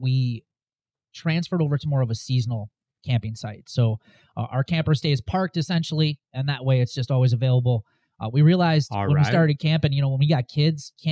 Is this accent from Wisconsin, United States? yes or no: yes; Wisconsin, United States; Born and raised in Wisconsin